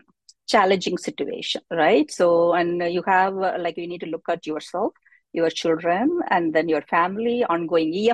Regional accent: Madurai, Tamil Nadu, India; I came from a background from a rural India, right? I came from Madurai. That's where I came from.

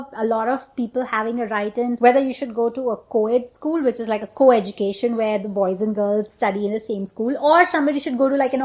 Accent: India; moved away as an adult; now in United States; We are two Indian women who grew up in India and moved to United States after getting married.

